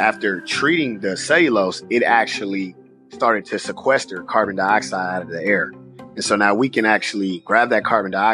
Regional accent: Richmond, California, United States; moved away as an adult; I'm just a kid from Richmond, California, graduated from John F. Kennedy High School on Cutting Boulevard, the south side of Richmond. And I've been there until I came here to go to college

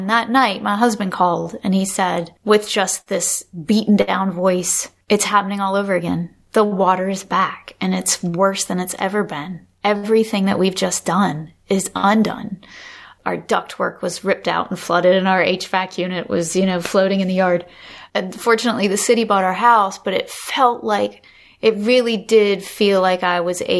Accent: the South, United States; I think there was that spiritual, especially growing up in the South, and the whole Pentecostal or that sort of tradition where people would wade in the water.

